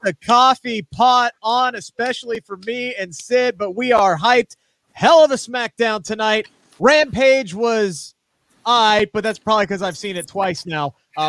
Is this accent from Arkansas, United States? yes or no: no; Cincinnati, Ohio, United States; my hometown of Cincinnati, Ohio